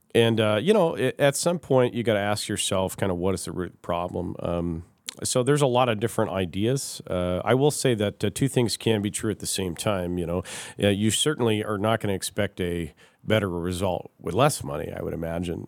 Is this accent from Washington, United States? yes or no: yes; Kirkland, Washington, United States; now in Fairbanks, United States; I grew up in Washington State in uh, city of Kirkland in kind of the suburbs.